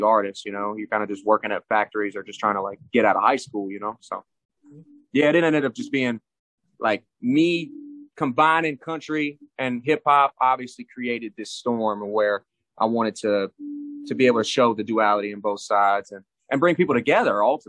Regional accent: New Mexico, United States; also born or lived in Florida; I came up in the Southwest in New Mexico. When I moved to New Mexico from Florida, that's when it really started turning up.

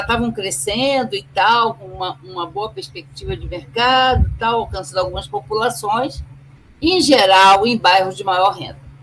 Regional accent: Rio de Janeiro, Brazil; sou nascida e criada no Rio de Janeiro

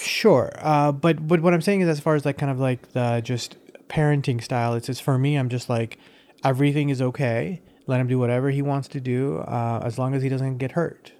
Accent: United States; also born or lived in Iran; I've grown up more as an American than anything

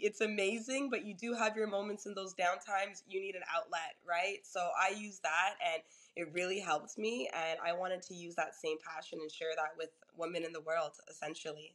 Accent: Toronto, Ontario, Canada; I'm originally from Toronto

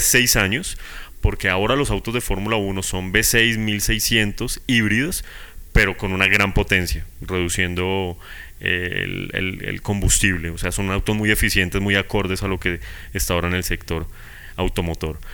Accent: Bogotá, Colombia

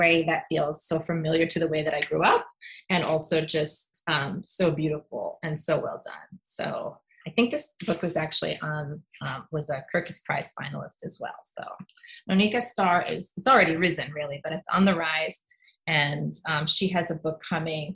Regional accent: New York City, New York, United States; We grew up in Queens

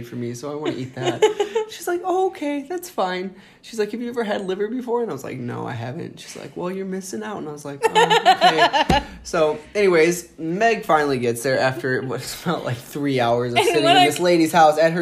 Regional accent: Indiana, United States; I'm from Indiana

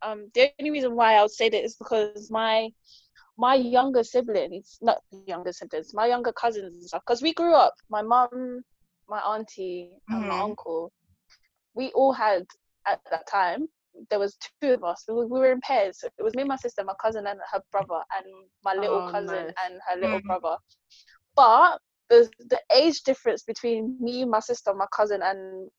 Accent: Jamaica; This is why. I am Jamaican.

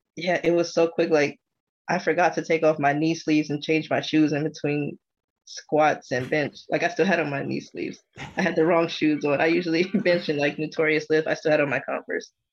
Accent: United States; being an American

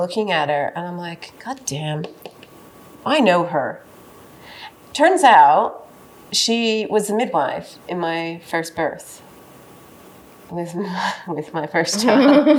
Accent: the southwest of America, United States; now in Australia; I grew up in like the southwest of America

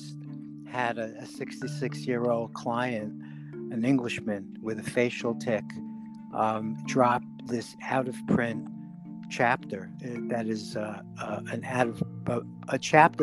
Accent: New York City, New York, United States; The Bronx

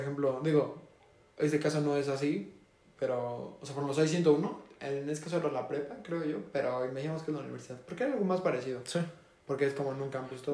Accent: Mexico; aquí en México, ah, que somos mexicanos. Por si no habían escuchado nuestro acento

